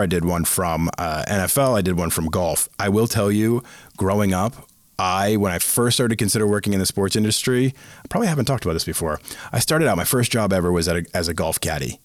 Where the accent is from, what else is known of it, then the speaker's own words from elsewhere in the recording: Bolton, Massachusetts, United States; in Bolton, Massachusetts, my hometown